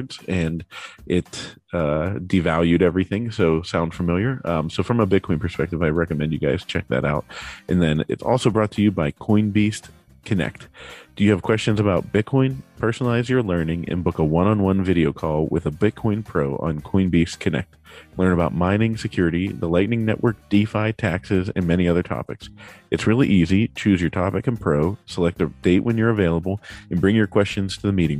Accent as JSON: {"language": "English", "town": "Pittsburgh", "region": "Pennsylvania", "country": "United States", "tie": "born or raised there", "said": "born and raised in Pittsburgh"}